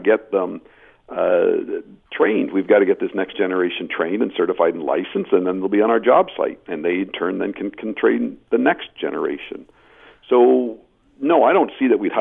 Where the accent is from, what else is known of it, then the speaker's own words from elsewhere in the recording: Belleville, Ontario, Canada; I come from Belleville, Ontario, where the projects are much smaller